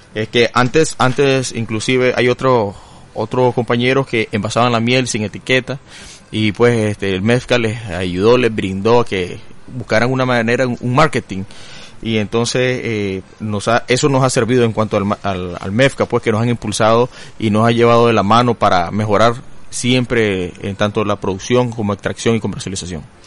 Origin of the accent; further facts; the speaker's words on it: Matagalpa, Nicaragua; soy de Matagalpa